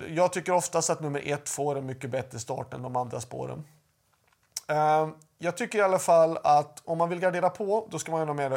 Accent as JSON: {"language": "Swedish", "country": "Sweden", "said": "hemma i Sverige"}